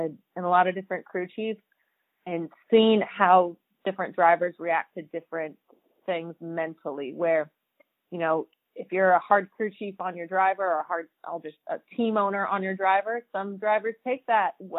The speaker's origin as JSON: {"language": "English", "town": "San Bernardino", "region": "California", "country": "United States", "tie": "born or raised there", "also_born_or_lived": "Indianapolis", "moved": "yes", "lives_now": "Lake Havasu City, United States", "said": "growing up in Southern California by San Bernardino"}